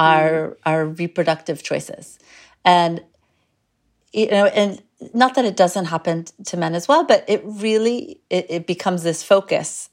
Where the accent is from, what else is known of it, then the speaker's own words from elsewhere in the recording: United States; I'm American